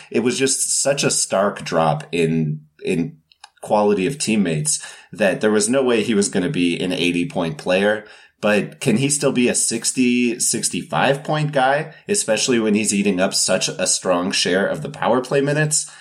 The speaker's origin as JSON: {"language": "English", "country": "Canada", "said": "I'm Canadian"}